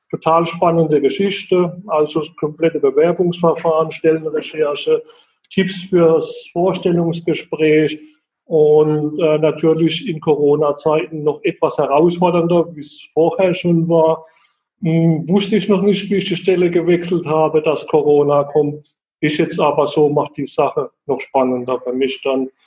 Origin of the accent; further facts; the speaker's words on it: Heidelberg, Baden-Württemberg, Germany; accent: Baden/Kurpfalz; Also ich komme aus der Heidelberger Ecke. Man hört vielleicht auch so ein bisschen an meinem badischen Slang im Hintergrund. Kurpfalz sagt man bei uns.